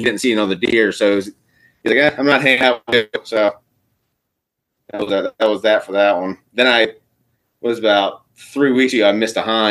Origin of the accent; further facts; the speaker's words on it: Eastern Shore, Maryland, United States; also born or lived in Virginia; I grew up on the Eastern Shore, Maryland. So we grew up hunting sika deer